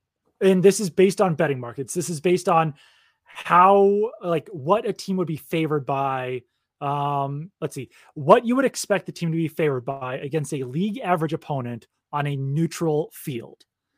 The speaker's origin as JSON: {"language": "English", "town": "Sharon", "region": "Massachusetts", "country": "United States", "tie": "born or raised there", "said": "But I will also say that I grew up in Sharon, Massachusetts"}